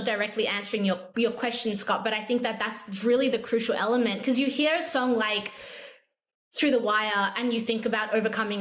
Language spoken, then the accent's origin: English; Australia; especially to me as an Australian